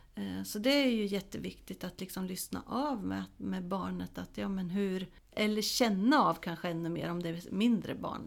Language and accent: Swedish; Småland, Sweden; now in Hälsingland, Sweden; där jag kommer ifrån, Småland, där jag är uppvuxen eh, och i Hälsingland där jag bor nu